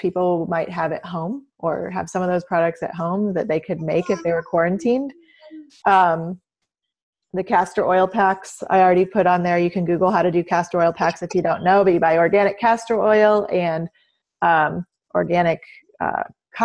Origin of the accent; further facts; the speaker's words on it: Southern Illinois, United States; I grew up in Southern Illinois out in the country.